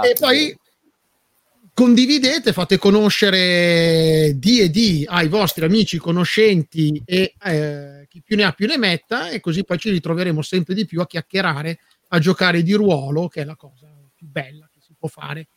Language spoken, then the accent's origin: Italian; Milan, Lombardy, Italy; io e Walter siamo di Milano